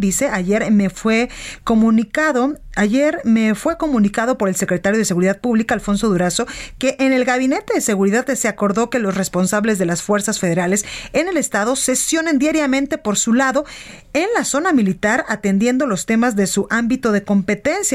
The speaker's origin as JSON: {"language": "Spanish", "town": "Guadalajara", "region": "Jalisco", "country": "Mexico", "moved": "yes", "lives_now": "Mexico City, Mexico"}